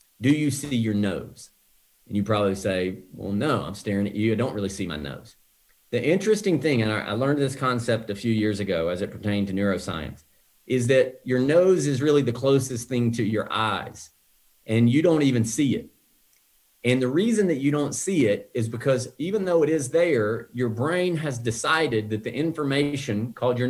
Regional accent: the South, United States; now in Scottsdale, United States; when I grew up in the South, trees were everywhere

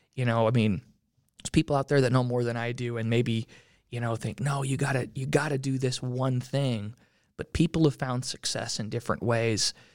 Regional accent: Utah, United States; I grew up in Utah, still live in Utah.

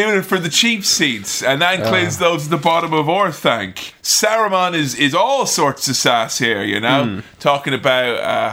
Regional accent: Ireland; accent: Irish; as an Irishman

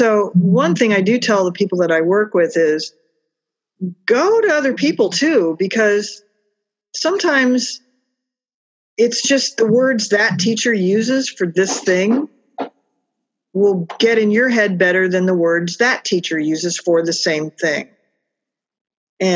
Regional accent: Illinois, United States; I did a children's theater touring company in my hometown. I was hired to be the director of that. We toured around all the little towns around Illinois

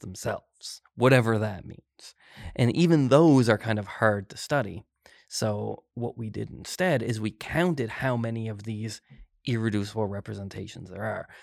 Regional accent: Glace Bay, Nova Scotia, Canada; moved away as an adult; also born or lived in Halifax, Canada / Christchurch, New Zealand; I'm originally from Glades Bay

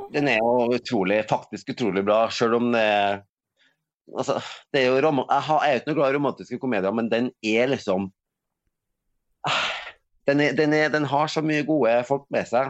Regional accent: Norway; moved away; der jeg kommer fra Øverfjorden, det var tomt

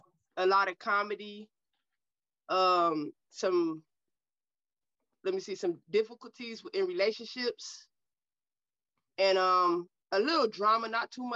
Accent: Cleveland, Ohio, United States; I was born and raised in Cleveland, Ohio

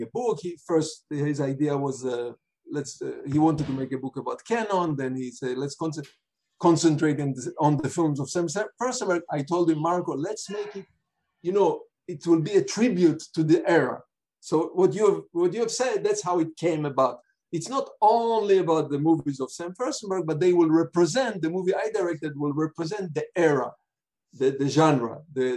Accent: Israel; moved away as an adult; I grew up in Israel as a kid

